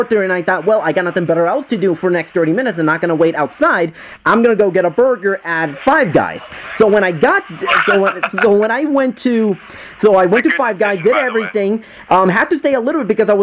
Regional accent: Puerto Rico; I'm from Puerto Rico, and we don't have Five Guys over there in Puerto Rico

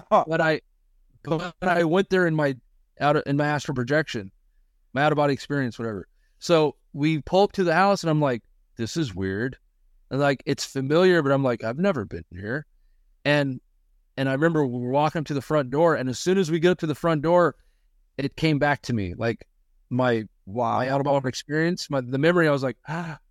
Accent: Missouri, United States; we're from Missouri, live in Missouri

